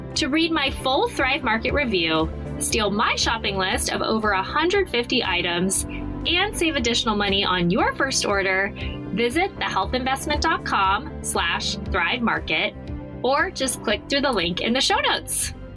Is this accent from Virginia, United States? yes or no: no; Arizona, United States; moved away; I'm from Arizona